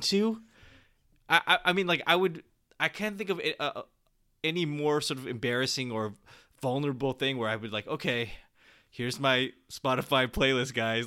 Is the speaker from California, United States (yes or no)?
yes; San Jose, California, United States; born or raised there